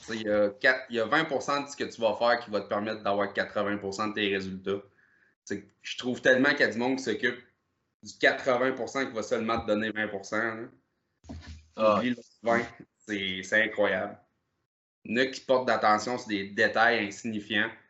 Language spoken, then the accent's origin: French; Percé, Quebec, Canada; comme j'ai dit tantôt, je viens du coin de Percé.